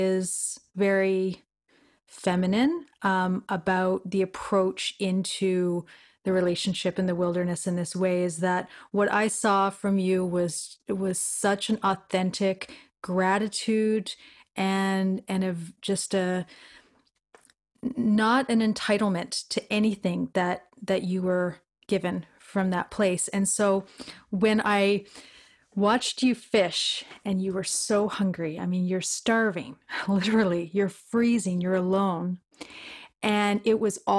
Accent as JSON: {"language": "English", "region": "Newfoundland and Labrador", "country": "Canada", "said": "I'm from Newfoundland"}